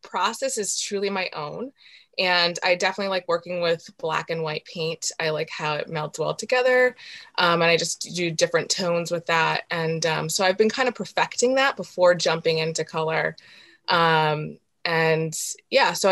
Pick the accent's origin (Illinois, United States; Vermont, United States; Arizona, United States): Vermont, United States; Morrisville; I grew up in Morrisville, Vermont